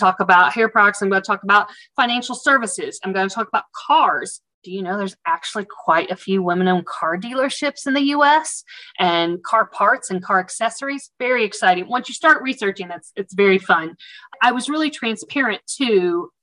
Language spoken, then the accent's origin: English; the South, United States; accent: Southern; you'll pick up on my Southern accent from the South